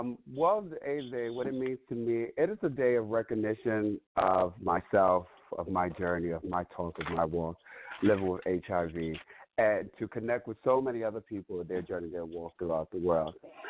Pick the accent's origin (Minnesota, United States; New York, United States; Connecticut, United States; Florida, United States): New York, United States; New York City; also born or lived in Staten Island; I am born and raised, I mean, I am. I come from New York City, born and raised in New York City, currently reside in Staten Island.